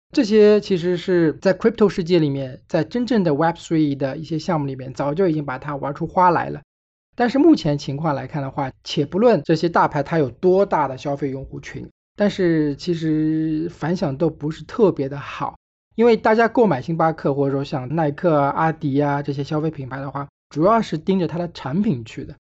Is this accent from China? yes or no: yes; China; 虽然我是中国人